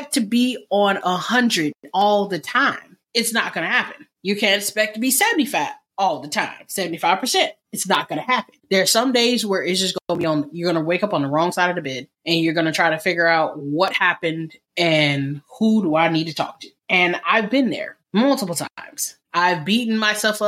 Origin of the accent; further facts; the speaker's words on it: United States; I am African American.